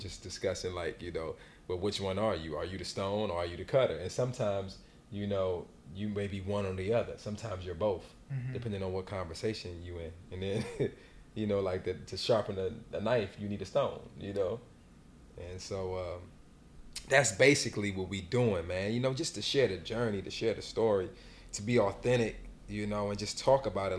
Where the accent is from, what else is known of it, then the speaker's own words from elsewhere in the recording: Alexandria, Virginia, United States; I'm from Alexandria, Virginia